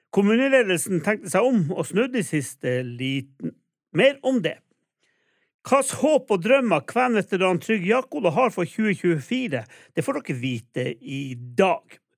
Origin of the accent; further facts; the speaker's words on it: Alta, Finnmark, Norway; jeg som altaværing